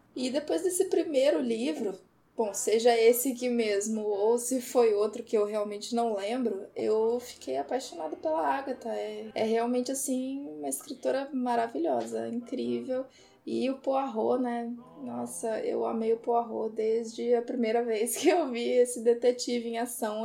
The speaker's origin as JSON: {"language": "Portuguese", "town": "Porto Alegre", "region": "Rio Grande do Sul", "country": "Brazil", "moved": "yes", "lives_now": "Vitória, Brazil", "said": "E eu moro em Vitória, apesar de não ser de Vitória. Eu sou de Porto Alegre"}